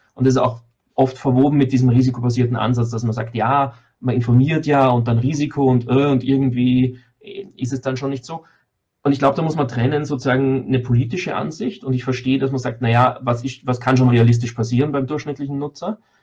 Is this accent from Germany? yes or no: no; Austria; ich als Österreicher